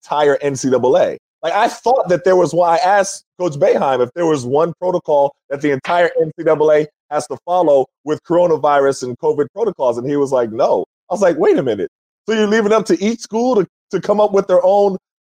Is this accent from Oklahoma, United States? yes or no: yes; Tulsa, Oklahoma, United States; my hometown, Tulsa, Oklahoma